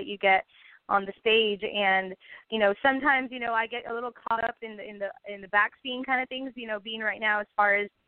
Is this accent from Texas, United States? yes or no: yes; San Benito, Texas, United States; my hometown